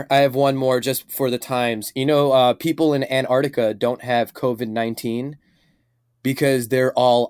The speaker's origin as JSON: {"language": "English", "town": "Chicago", "region": "Illinois", "country": "United States", "said": "I am from Chicago."}